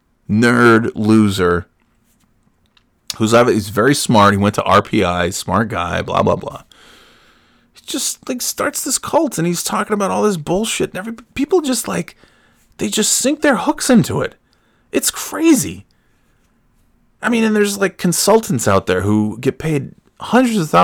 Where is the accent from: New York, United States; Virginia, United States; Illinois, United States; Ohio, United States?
New York, United States; Burnt Hills; moved away; I'm from Burn Hills